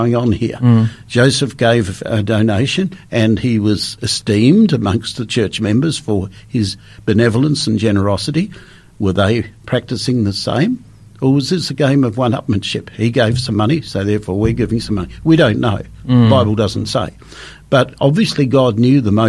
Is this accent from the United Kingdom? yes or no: no; Australia; I was born and bred in Australia